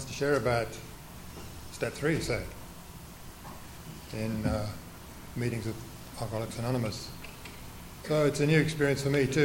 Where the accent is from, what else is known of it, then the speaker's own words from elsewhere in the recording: England, United Kingdom; I was born in England after the Second World War